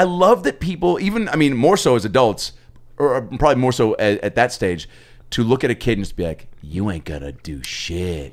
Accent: Seattle, Washington, United States; I'm from Seattle

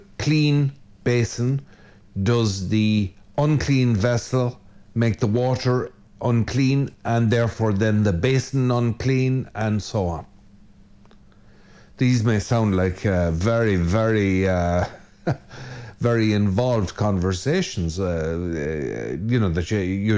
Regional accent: Ireland; most good red-blooded Irishmen

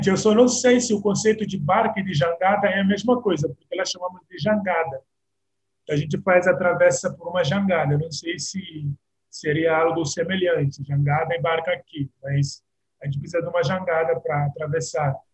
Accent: Bissau, Guinea-Bissau; Sim, bom, a minha infância é, é, em Bissau foi muito tranquila.

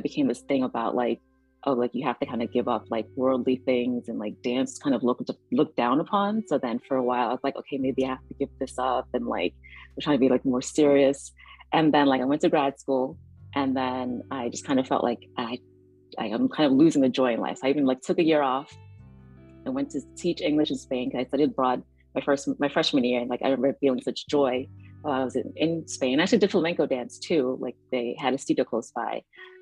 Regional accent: New York City, New York, United States; moved away as an adult; also born or lived in Rockland County, New York; now in Washington, D.C., United States; I grew up in New York City

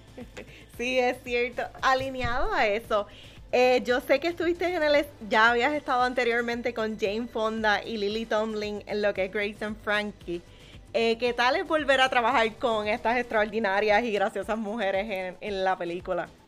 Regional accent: Puerto Rico; como puertorriqueña

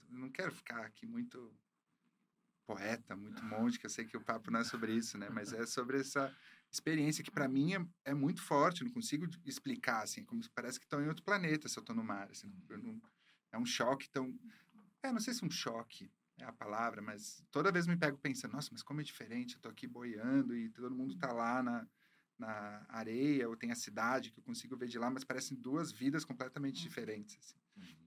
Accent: Caxias do Sul, Rio Grande do Sul, Brazil; eu sou de Caxias do Sul, no né? Rio Grande do Sul

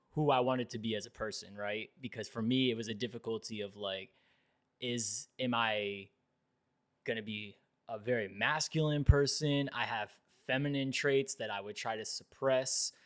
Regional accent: Fort Lauderdale, Florida, United States; I grew up in South Florida and I grew up in Fort Lauderdale

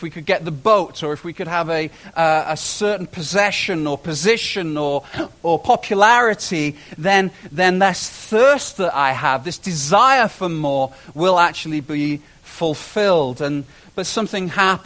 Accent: United Kingdom; moved away as an adult; now in Canada; I spent the first 30 years of my life in Britain, in Great Britain, and it was a joy. I love being British. I'm Canadian as well now

